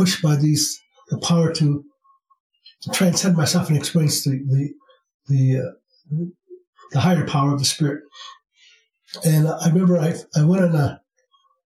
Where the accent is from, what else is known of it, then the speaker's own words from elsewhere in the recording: Iowa, United States; moved away as an adult; now in Sedona, United States; I was born in the Midwest in the state of Iowa